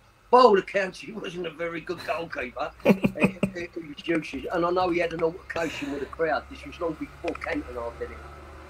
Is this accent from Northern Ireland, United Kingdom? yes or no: no; Custom House, London, United Kingdom; born there; I was born in Custom House.